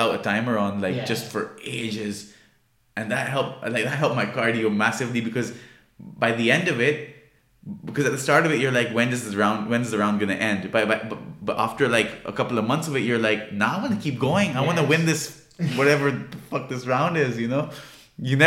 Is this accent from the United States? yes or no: no; Pakistan; I'm from Pakistan